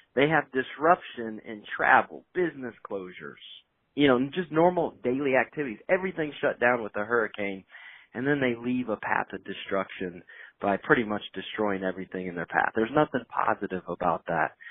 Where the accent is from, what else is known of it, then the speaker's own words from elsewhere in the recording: Indiana, United States; also born or lived in North Carolina; now in Raleigh, United States; I'm from Indiana. I'm originally a Hoosier, I've been down in the Carolinas now for half of my li- half of my life